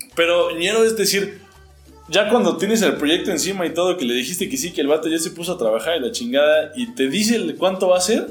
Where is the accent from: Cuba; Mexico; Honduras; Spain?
Mexico; yo soy mexicano